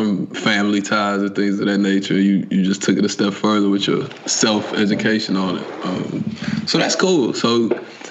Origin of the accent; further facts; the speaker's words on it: New Orleans, Louisiana, United States; moved away; also born or lived in Houston, Texas; New Orleans taught me how to survive